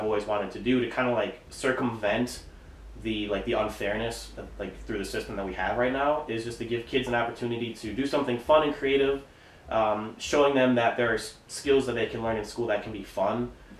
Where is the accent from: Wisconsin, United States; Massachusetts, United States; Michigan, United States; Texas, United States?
Wisconsin, United States; Pewaukee; I feel like everybody in Wisconsin or outside of Wisconsin, when they hear about Pewaukee, they always want to say Pewaukee.